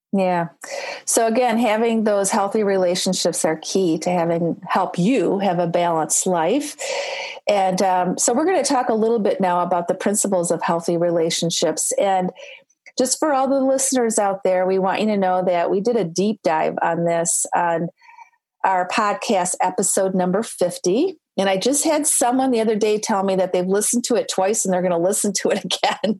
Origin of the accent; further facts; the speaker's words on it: Michigan, United States; I'm from Michigan.